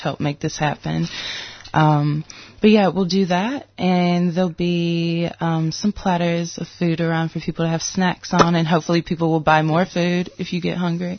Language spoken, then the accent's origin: English; United States; also born or lived in Detroit, Michigan / Mississippi; Growing up in Detroit